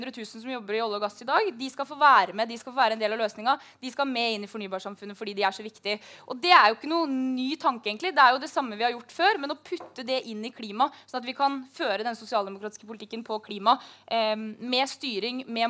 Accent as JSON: {"language": "Norwegian", "region": "Møre og Romsdal", "country": "Norway", "tie": "born or raised there", "said": "Jeg er oppvokst i Møre, Møre og Romsdal. Det høres bare ikke sånn ut. Jeg pleide å ta hurtigbåten til Trondheim når vi skulle på storbyferie. Og, og, der vokste jeg opp"}